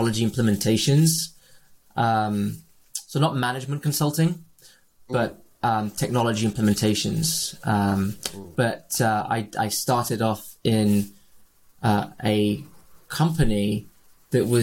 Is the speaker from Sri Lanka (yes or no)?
no; Rio de Janeiro, Brazil; moved away; also born or lived in United Kingdom; I grew up in Brazil, in Rio de Janeiro, which is a beautiful part of the world.